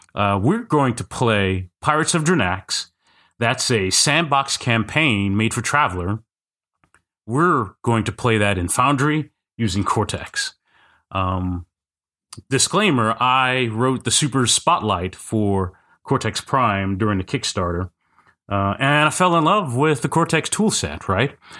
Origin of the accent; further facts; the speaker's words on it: Kansas City, United States; I used to run a quarterly Kansas City R P G day